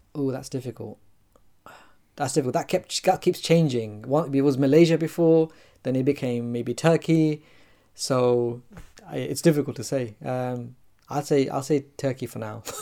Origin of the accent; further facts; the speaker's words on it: London, United Kingdom; I was born in London. I was brought up in the UK.